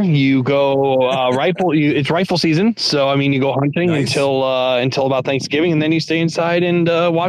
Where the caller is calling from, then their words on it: Detroit, Michigan, United States; I am actually calling from the great state of Michigan, so Metro Detroit area.